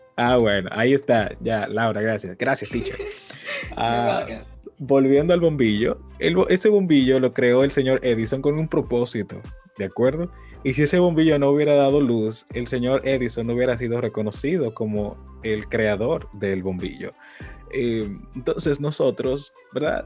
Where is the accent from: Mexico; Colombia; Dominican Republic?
Dominican Republic; Yo soy dominicano de pura cepa